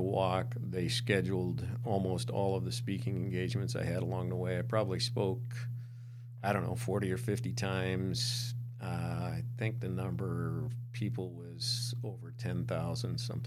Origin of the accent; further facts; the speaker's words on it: Montana, United States; moved away; I grew up in Montana